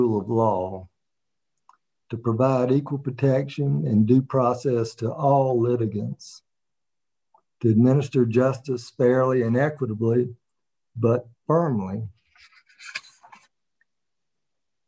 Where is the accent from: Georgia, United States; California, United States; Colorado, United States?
Georgia, United States; Waynesboro; also born or lived in Augusta, Georgia; I was born in Augusta, raised in Waynesboro